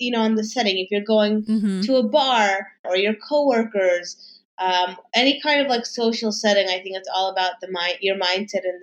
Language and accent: English; New York City, New York, United States; Yes, I'm originally from New York. I actually grew up in Manhattan. Manhattan, um, and I have mm-hmm. lived here my whole life. So I grew up um, in Midtown, and then in, on the Upper East Side, and now I'm actually in NoHo.